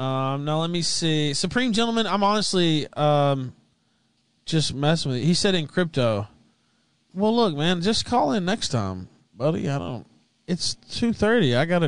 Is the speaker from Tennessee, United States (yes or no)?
yes; Memphis, Tennessee, United States; Yeah, but so I'm from Memphis, as I said